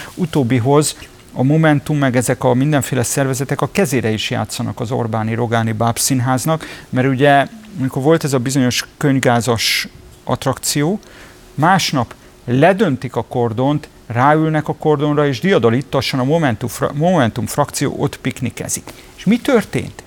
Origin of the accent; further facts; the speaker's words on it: Budapest, Hungary; Tőzsökeres budapestiként